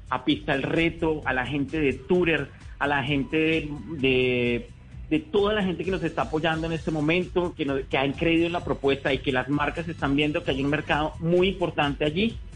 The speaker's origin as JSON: {"language": "Spanish", "country": "Colombia", "said": "te preguntan, hola, ¿cómo te llamas? ¿De dónde eres? Colombia, oh, wow, Colombia."}